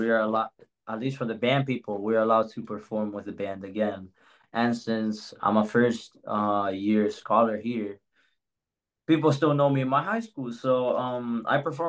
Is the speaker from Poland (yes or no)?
no; Spain; also born or lived in Miami, United States; now in Tallahassee, United States; before being in Miami, I came from Spain